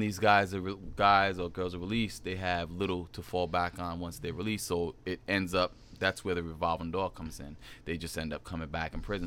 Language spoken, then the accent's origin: English; Providence, Rhode Island, United States; also born or lived in Germany; I was born in Germany, but raised pretty much in Mount Hope area, Providence, Rhode Island.